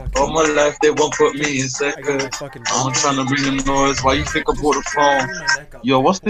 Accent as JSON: {"language": "English", "town": "Oxford", "region": "South East England", "country": "United Kingdom", "said": "I'm from Oxford."}